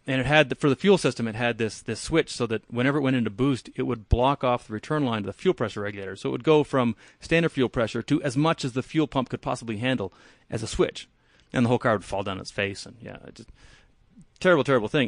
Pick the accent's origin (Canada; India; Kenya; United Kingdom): Canada; now in Palisade, United States; I'm Canadian, so I grew up growing in, I grew up driving in the snow